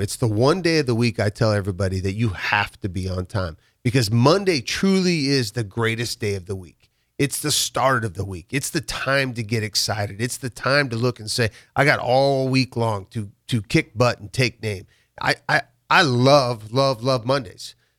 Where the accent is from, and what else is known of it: Waverly, Nebraska, United States; born or raised there; also born or lived in Chicago / California